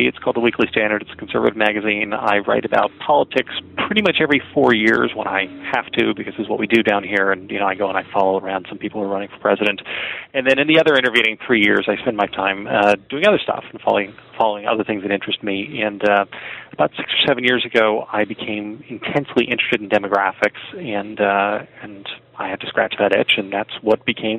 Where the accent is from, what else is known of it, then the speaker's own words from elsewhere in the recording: Morristown, New Jersey, United States; I am a South Jersey boy, born and bred. I grew up in Morristown, New Jersey.